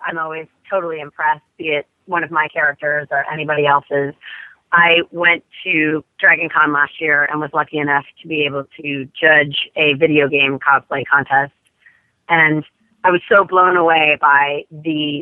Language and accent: English; San Francisco, California, United States; San Francisco, which is my hometown